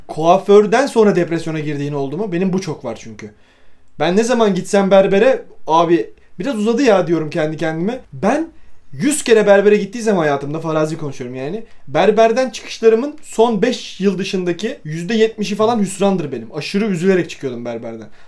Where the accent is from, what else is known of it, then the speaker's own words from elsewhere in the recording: Bursa, Turkey; biz Bursalıyız